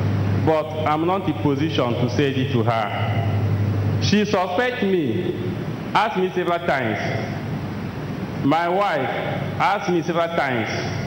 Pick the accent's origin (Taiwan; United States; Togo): Togo; I'm from Togo